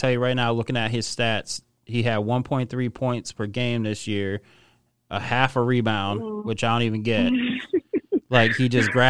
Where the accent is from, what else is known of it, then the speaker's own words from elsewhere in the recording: Connecticut, United States; I'm from Connecticut